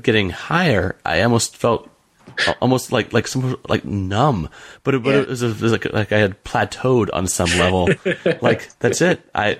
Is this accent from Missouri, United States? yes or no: yes; St. Louis, Missouri, United States; I grew up in St. Louis